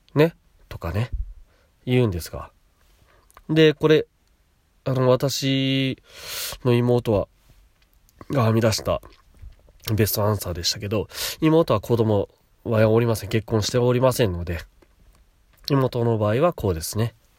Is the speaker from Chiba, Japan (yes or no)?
yes; Chiba, Japan; also born or lived in Kashiwa, Chiba; 千葉で、私の父母が家買って、私とのこと育ててくれた